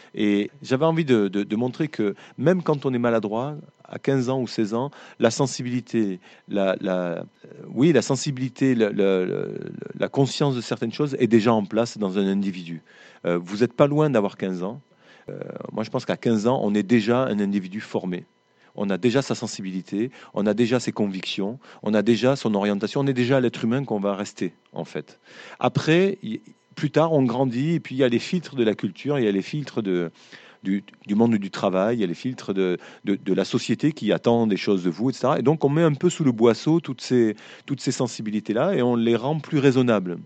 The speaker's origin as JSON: {"language": "French", "region": "Occitania", "country": "France", "said": "dans ma région, on est, des Occitans."}